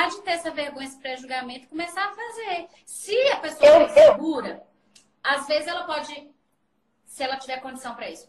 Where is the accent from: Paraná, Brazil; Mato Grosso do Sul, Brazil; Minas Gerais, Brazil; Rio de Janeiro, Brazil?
Minas Gerais, Brazil; Mas eu sou mineira, nasci em Minas. Eu só falo seis, é vai, na vai, na foi.